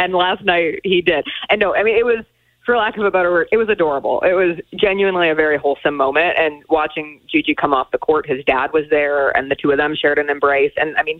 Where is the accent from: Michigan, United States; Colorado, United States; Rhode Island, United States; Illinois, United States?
Colorado, United States; Denver; now in Memphis, United States; since I grew up in Denver, I would be a mountain time zone.